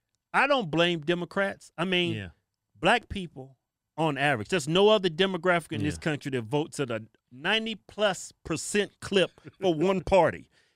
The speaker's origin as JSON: {"language": "English", "country": "United States", "said": "I'm just American that happens to be black."}